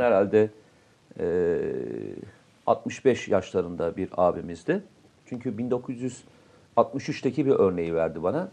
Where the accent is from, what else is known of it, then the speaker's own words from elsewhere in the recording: Samsun, Turkey; moved away; memleketim olması hasabiyle